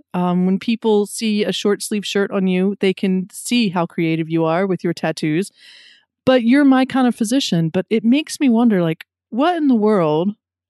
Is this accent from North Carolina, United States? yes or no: yes; North Carolina, United States; North Carolina, my home state